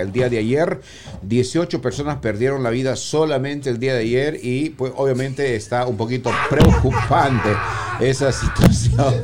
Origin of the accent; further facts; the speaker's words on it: Peru; moved away; yo soy peruano